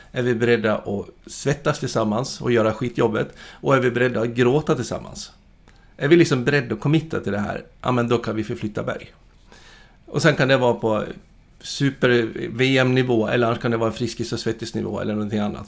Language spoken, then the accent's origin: Swedish; Dalarna County, Sweden; född och uppvuxen uppe i Dalarna